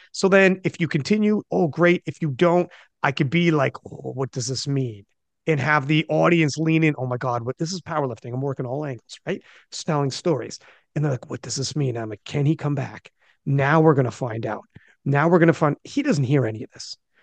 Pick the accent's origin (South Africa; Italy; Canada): Canada; As a Canadian